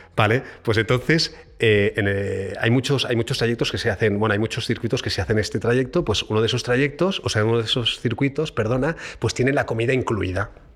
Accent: Barcelona, Catalonia, Spain; moved away as an adult; now in Madrid, Spain; Barcelona, eh, donde yo nací

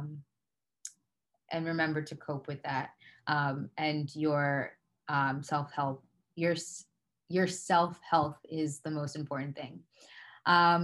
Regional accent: Atlantic County, New Jersey, United States; also born or lived in Liberia; I was born and raised in Atlanta County.

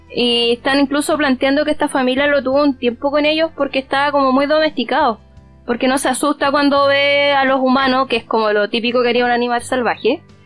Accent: Chile; acá en Chile, obviamente, como somos una colonia española

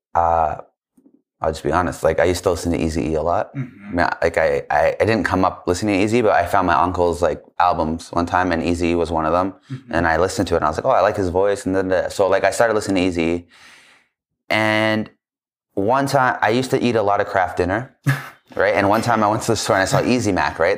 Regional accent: Calgary, Alberta, Canada; I grew up in Calgary

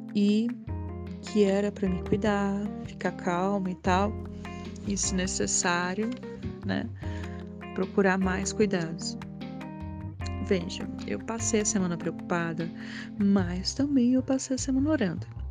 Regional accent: Brasília, Federal District, Brazil; sou daqui de Brasília

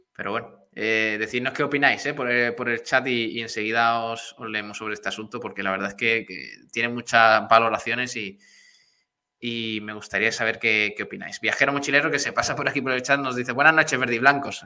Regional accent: Spain; somos españoles

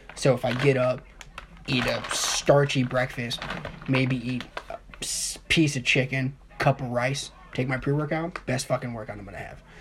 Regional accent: Dayton, Ohio, United States; now in Illinois, United States; I'm from Dayton, Ohio.

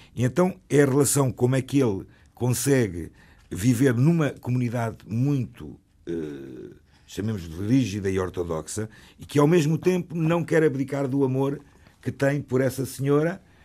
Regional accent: Portugal; nós, como portugueses

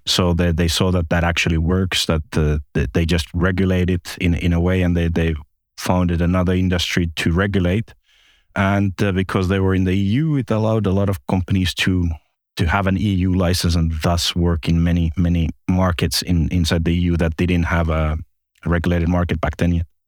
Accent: Finland; moved away as an adult; also born or lived in Espoo, Finland / Malta / Cyprus; I'm originally from Finland

